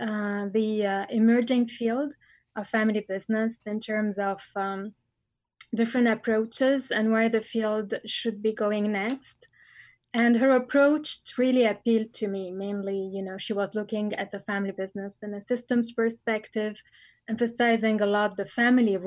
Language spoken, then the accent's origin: English; Lebanon; moved away as an adult; also born or lived in Bordeaux, France; I was born and raised in Lebanon